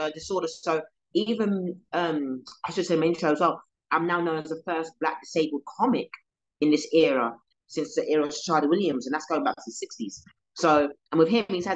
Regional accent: London, United Kingdom; also born or lived in Croydon; I come from South London, so I do hear a lot of police sirens where I am

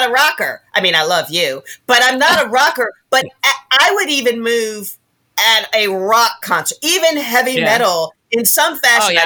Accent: Rochester, New York, United States; moved away; I grew up in Rochester, New York, right? So upstate New York

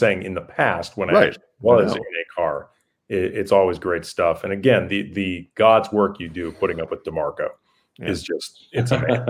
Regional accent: St. Louis, Missouri, United States; Brian and I grew up in St. Louis

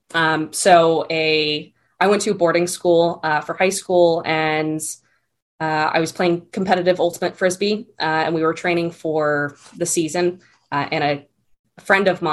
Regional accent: Connecticut, United States; I grew up on the East Coast. So I was born and raised in Connecticut.

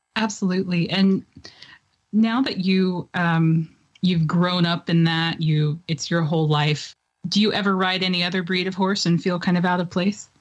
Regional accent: Tennessee, United States; I grew up in Tennessee

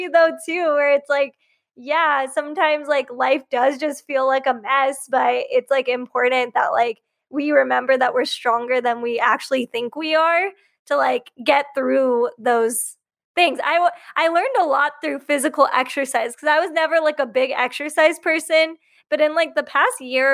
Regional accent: Riverside County, Southern California, United States; also born or lived in Bay Area, California; So I grew up in Southern California and I grew up in a really Republican conservative hometown, like in Riverside County in the Inland Empire

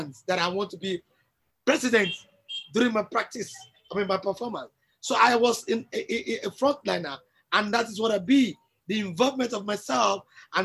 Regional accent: Nigeria; I'm a Nigerian and I'm a true Nigerian

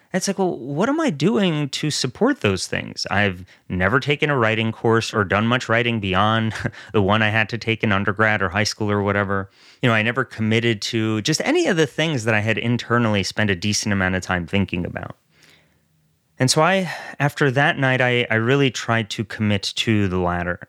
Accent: New York area, United States; also born or lived in Soviet Russia; I grew up in the New York area

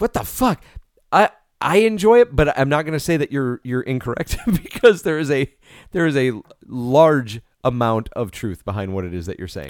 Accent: New York, United States; growing up in New York

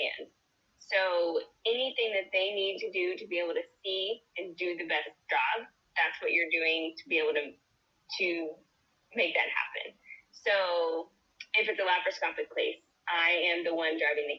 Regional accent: Nacogdoches, Texas, United States; I am from Nacogdoches, Texas, so a small town in East Texas.

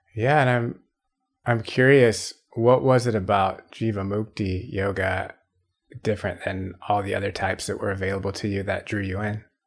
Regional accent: Atlanta, Georgia, United States; I'm from Atlanta

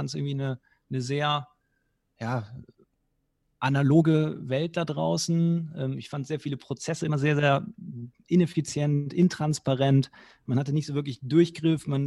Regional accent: Cologne, North Rhine-Westphalia, Germany; born there; Ähm, ich selber bin gebürtiger Kölner.

